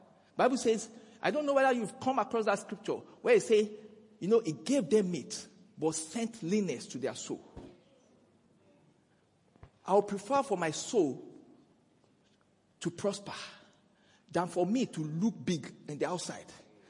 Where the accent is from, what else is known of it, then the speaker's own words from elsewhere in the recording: Nigeria; now in South Africa; Even though we are in South Africa today, you know, I came from Nigeria.